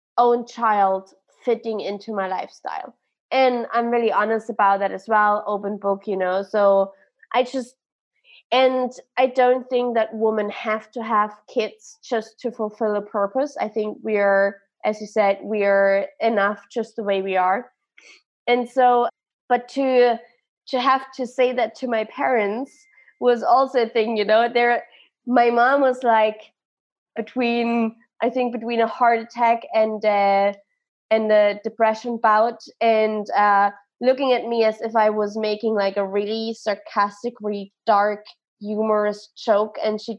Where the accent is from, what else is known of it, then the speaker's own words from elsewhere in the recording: Germany; I'm from Germany